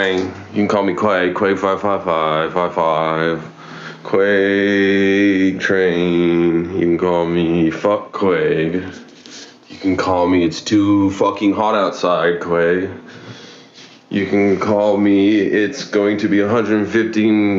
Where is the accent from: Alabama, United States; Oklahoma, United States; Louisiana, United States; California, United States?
Oklahoma, United States; now in Oregon, United States; I'm from Oklahoma. It gets hot, and there's a lot of humidity